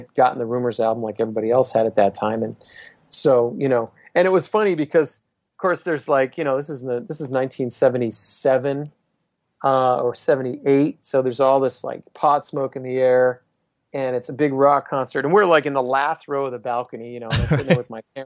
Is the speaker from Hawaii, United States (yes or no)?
yes; Honolulu, Hawaii, United States; I grew up in Honolulu, Hawaii